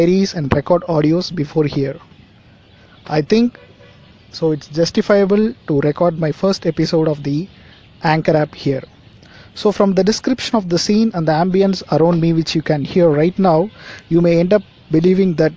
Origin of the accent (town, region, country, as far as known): India